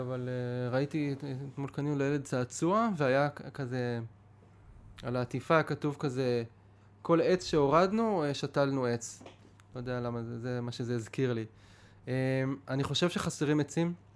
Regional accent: Pardes Hanna-Karkur, Haifa District, Israel; אני בא מפרדס חנה, זה מה שאני מכיר

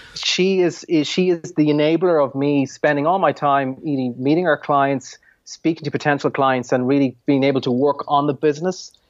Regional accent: Ireland; I'm an Irish entrepreneur

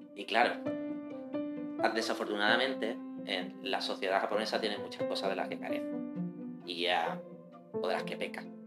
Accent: Spain; las series que nosotros recibimos en España

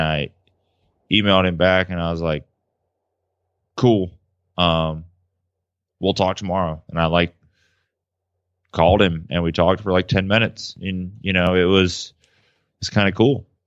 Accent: Memphis, Tennessee, United States; I'm from Memphis, so like I kind of feel like he's a good old Southern boy trying to do right and race bikes fast

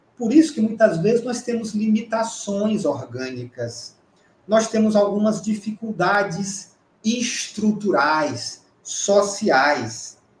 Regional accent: Campo Maior, Piauí, Brazil; moved away; é como a gente fala lá em Campo Maior, na minha terra

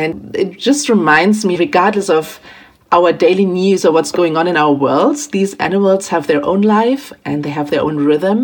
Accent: Germany; moved away as an adult; also born or lived in Milan / London / Tokyo; I am born and raised in Germany

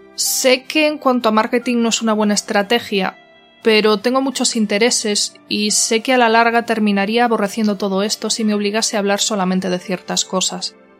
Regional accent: Galicia, Spain; Soy gallega y estoy profundamente enamorada de mi tierra y de mi lengua

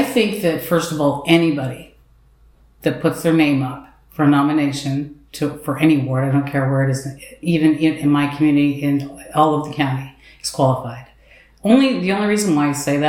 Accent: Highland Grove, Ontario, Canada; We both were born and raised in Highland Grove

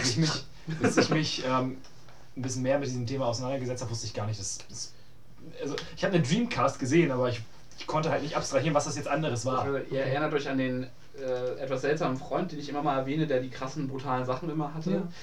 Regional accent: Hamburg, Germany; Ich bin in Hamburg groß geworden.

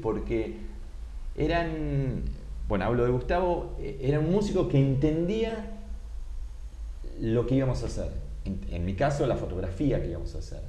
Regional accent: Argentina

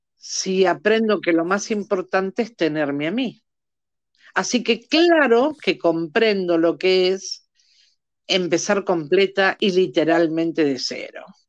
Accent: Argentina; en mi país, Argentina, para el, para, para el que no se dio cuenta que soy argentina

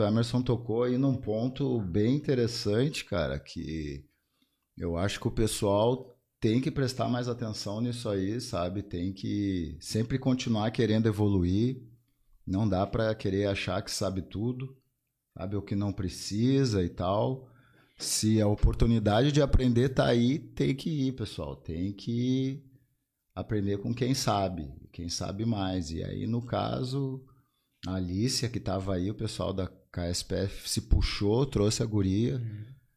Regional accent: Porto Alegre, Rio Grande do Sul, Brazil; now in Alvorada, Brazil; nasci em Porto, nasci em Porto e depois mudei para Alvorada, já tô há uns vinte e poucos anos lá

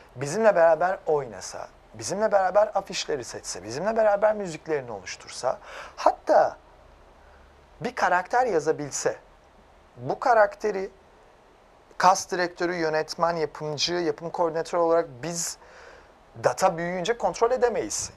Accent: Erzincan / Erzurum region, Eastern Anatolia, Turkey; moved away; also born or lived in London; benim de annem Erzincanlı, babam Erzurumlu. O, o bölgede büyüdüm

